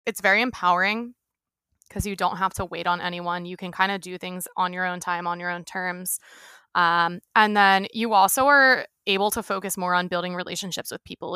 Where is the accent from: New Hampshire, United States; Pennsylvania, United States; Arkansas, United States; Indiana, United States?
Pennsylvania, United States; right outside of Philadelphia; now in San Diego, United States; born and raised, um, right outside of Philly